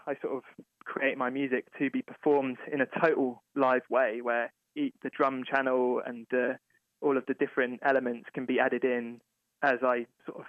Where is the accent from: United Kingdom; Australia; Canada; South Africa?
United Kingdom; England; moved away as an adult; now in Cincinnati, United States; music that I grew up with in England